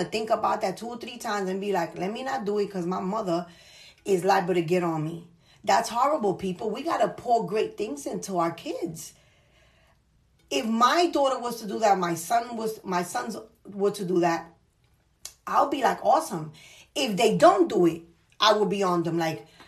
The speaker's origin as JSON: {"language": "English", "town": "New York City", "region": "New York", "country": "United States", "said": "I'm from the Bronx"}